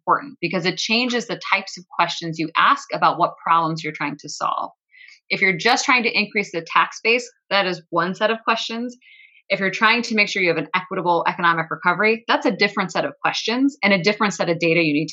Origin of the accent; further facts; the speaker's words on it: Buffalo, New York, United States; I grew up in Buffalo.